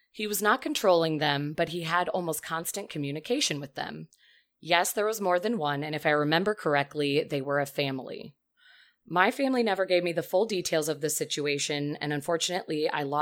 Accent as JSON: {"language": "English", "country": "Turkey", "said": "I am 24 years old and I am a student. I am from Turkey"}